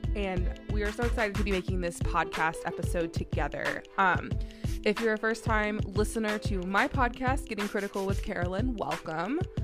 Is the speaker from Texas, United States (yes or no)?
yes; Texas, United States; moved away as an adult; now in Maryland, United States; I am also from the South. I grew up, uh, in Texas for most of my life. Um, and now I live in Maryland